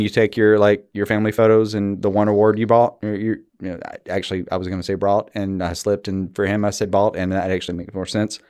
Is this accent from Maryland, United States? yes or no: no; Alabama, United States; I'm from Alabama.